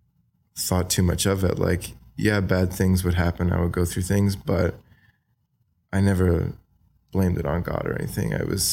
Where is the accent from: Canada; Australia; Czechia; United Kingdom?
Australia; Wagga Wagga, New South Wales; So I grew up in Wagga Wagga. I went to high school there, you know, eventually.